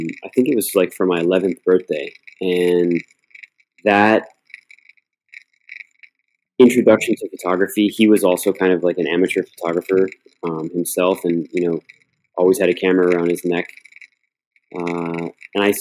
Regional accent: Miami, Florida, United States; also born or lived in Cleveland, Ohio; now in New York City, United States; I was born in Cleveland, Ohio, moved to Miami when I was quite young. Grew up in Miami

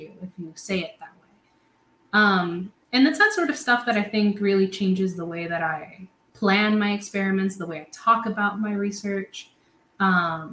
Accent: Puerto Rico; moved away as an adult; also born or lived in Providence, United States; now in United States; I'm born and raised in Puerto Rico

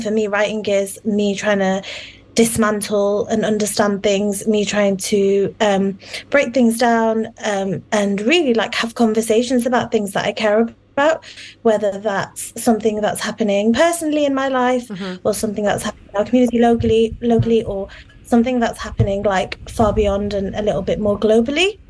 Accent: United Kingdom; a British Muslim Bengali woman who's grown girl who's grown up in in the UK

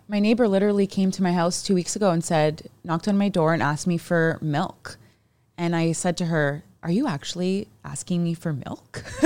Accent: Mississauga, Ontario, Canada; now in Hamilton, Canada; us growing up in Mississauga

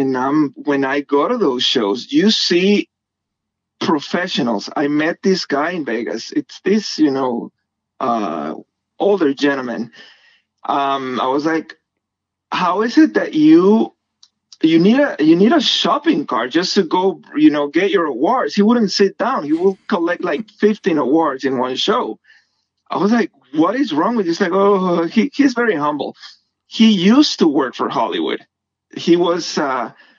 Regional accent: Guatemala; moved away as an adult; now in United States; I'm from Guatemala

